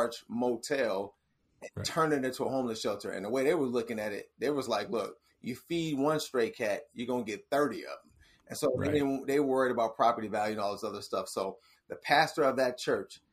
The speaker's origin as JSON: {"language": "English", "town": "Bedford", "region": "Ohio", "country": "United States", "tie": "born or raised there", "also_born_or_lived": "Cleveland, Ohio / Warrensville Heights, Ohio / Hollywood, California", "moved": "as an adult", "said": "I'm from Cleveland, Ohio. Grew up in Bedford"}